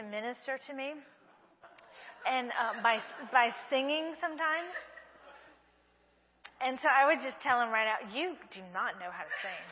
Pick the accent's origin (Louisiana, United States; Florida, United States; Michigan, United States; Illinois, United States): Louisiana, United States; Breaux Bridge; accent: southern; moved away as an adult; now in Brazil; I'm from Brule, Louisiana, and you just don't do that to a Cajun girl